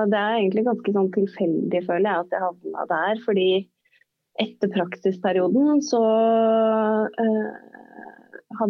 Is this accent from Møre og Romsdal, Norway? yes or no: yes; Stranda, Møre og Romsdal, Norway; moved away as an adult; now in Oslo, Norway; Men det gjorde jo at jeg i årene etter at jeg flytta fra Stranda for å studere